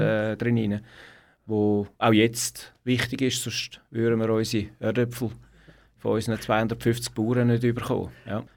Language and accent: German; Zurich, Switzerland; Ich bin ein Stadtzürcher, also ich bin in Zürich-Hönk äh, aufgewachsen